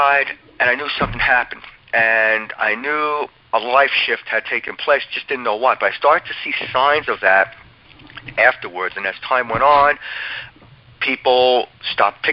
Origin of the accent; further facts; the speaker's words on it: Old Bridge, New Jersey, United States; I grew up in Old Bridge, New Jersey